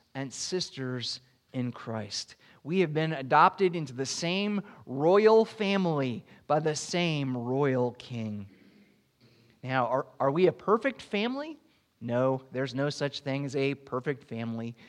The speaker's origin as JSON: {"language": "English", "region": "Florida", "country": "United States"}